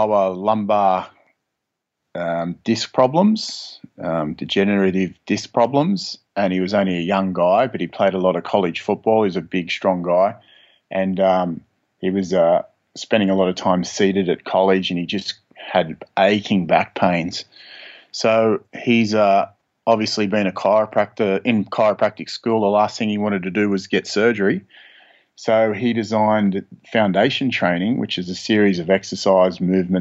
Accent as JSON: {"language": "English", "town": "Sydney", "region": "New South Wales", "country": "Australia", "tie": "born or raised there", "said": "I grew up in Sydney, Australia"}